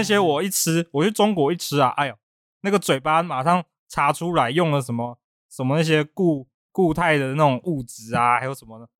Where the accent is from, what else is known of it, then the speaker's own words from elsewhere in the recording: Taiwan; 因为我是台湾的，我不是米其林的